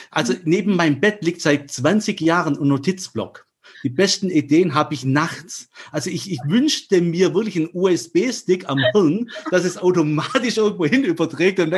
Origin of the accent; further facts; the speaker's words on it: Germany; Wie es der Name schon sagt, äh, bin ich Halbgrieche, aber in Deutschland aufgewachsen